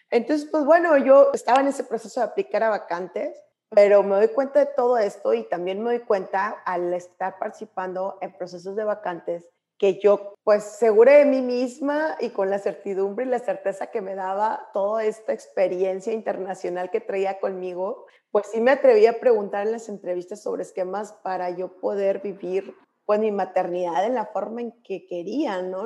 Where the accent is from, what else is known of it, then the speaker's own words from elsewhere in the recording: Monclova, Coahuila, Mexico; moved away as an adult; also born or lived in Berkeley; yo soy de Monclova